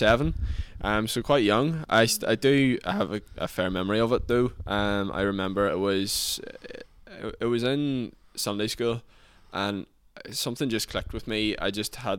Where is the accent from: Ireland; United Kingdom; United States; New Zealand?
Ireland; Lifford, Ulster; living and growing up in Donegal